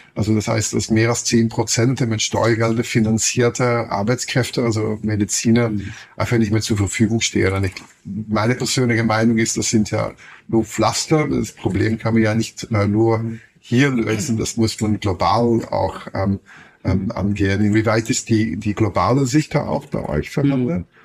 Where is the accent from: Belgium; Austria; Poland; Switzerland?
Belgium; Flanders; German is a second language; moved away as an adult; now in Berlin, Germany; Ich komme komm noch aus Flandern